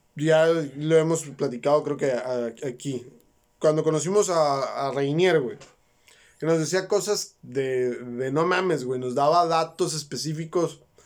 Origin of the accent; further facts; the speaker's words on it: Mexico; Nosotros como mexicanos somos católicos